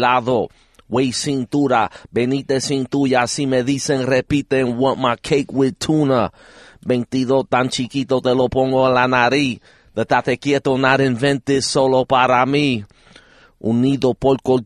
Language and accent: English; New York City, New York, United States; I'm from Brownsville.